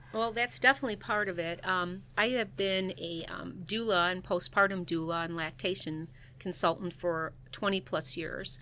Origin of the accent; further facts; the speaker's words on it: Chicago, Illinois, United States; moved away as an adult; now in Saint Charles, United States; I am originally from the Chicagoland area